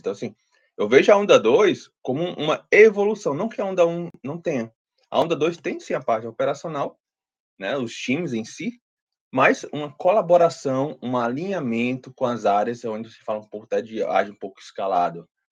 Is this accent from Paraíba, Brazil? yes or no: no; Ceará, Brazil; sou aqui do Ceará, né? então cearense